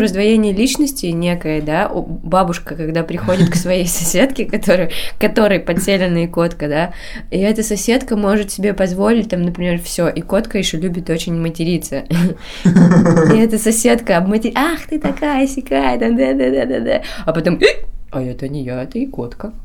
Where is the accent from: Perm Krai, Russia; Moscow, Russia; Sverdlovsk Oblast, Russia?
Perm Krai, Russia; Kudymkar; Я сама коми пермячка, я из Кудымкра, и знала эти легенды с детства